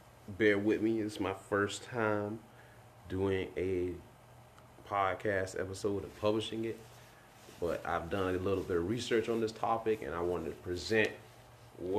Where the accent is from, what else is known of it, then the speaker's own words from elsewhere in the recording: the Bible Belt, United States; growing up in the Bible Belt, like I did